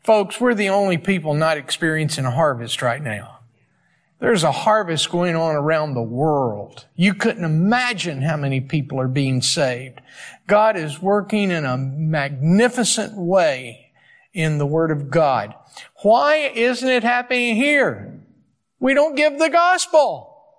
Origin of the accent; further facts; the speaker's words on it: East Coast, United States; moved away; I'm from the East Coast